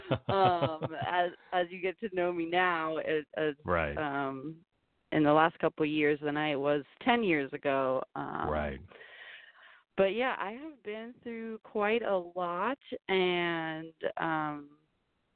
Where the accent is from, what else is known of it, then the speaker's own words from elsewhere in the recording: New Jersey, United States; moved away as an adult; also born or lived in Tampa; now in Los Angeles, United States; I grew up in New Jersey